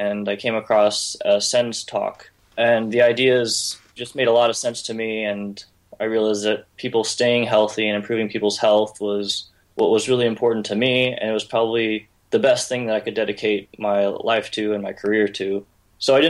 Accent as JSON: {"language": "English", "town": "St. Louis", "region": "Missouri", "country": "United States", "moved": "as an adult", "lives_now": "Syracuse, United States", "said": "I'm from St. Louis, Missouri, and right now I'm in Syracuse, New York"}